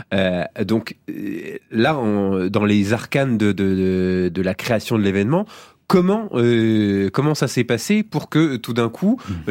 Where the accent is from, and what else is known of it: France